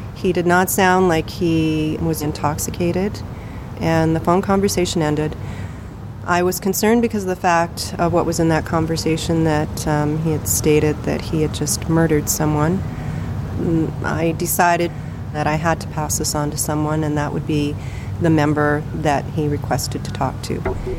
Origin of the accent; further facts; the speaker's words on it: Fort Churchill, Manitoba, Canada; So we grew up in Fort Churchill. And then from there, worked for the government in northern Manitoba, you know.